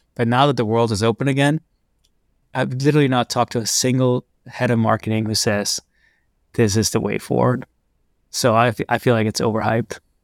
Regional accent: Copenhagen, Capital Region of Denmark, Denmark; growing up in Copenhagen

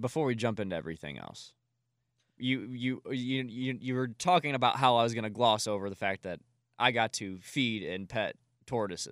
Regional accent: Collinsville, Illinois, United States; across the street in my hometown on Main Street in Collinsville, Illinois

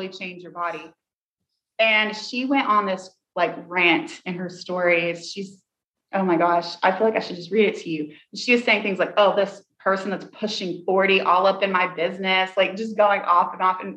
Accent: Tennessee, United States; I'm from Tennessee and I say, a hurt dog will holler.

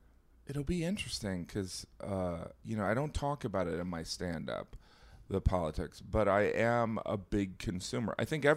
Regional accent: Indiana, United States; but I think that I'm from Indiana. Like, I think that if people where I'm from heard or believe the open borders thing, it's over.

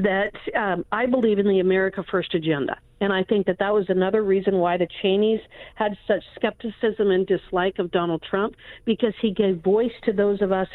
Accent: Wyoming, United States

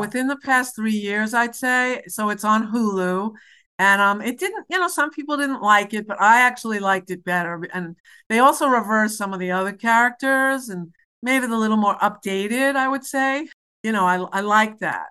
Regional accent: New York City, New York, United States; I'm from New York City

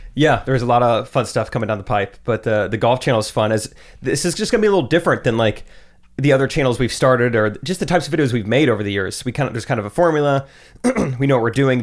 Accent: Strafford, Missouri, United States; also born or lived in Springfield, Missouri; I grew up in Stratford

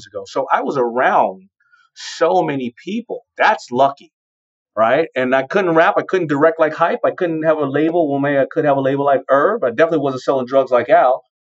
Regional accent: New York City, New York, United States; I grew up in Hollis, Queens

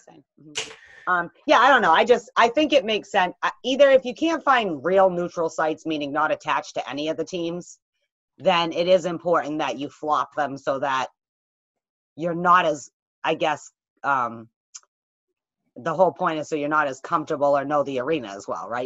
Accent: New England, United States; I grew up in New England.

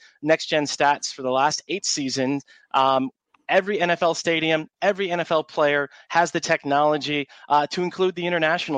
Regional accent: Cleveland, Ohio, United States; now in Jacksonville Beach, United States; I was born and raised in Cleveland

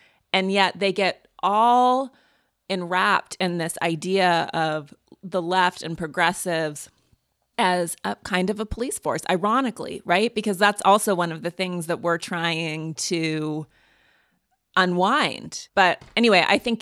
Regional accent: Montana, United States; moved away; I'm from Montana, which is a purple state

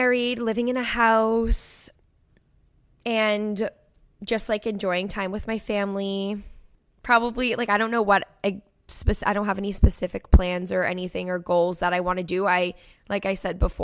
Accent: Cape Cod, Massachusetts, United States; I'm the girl from the Cape worked at the resort 3 years ago

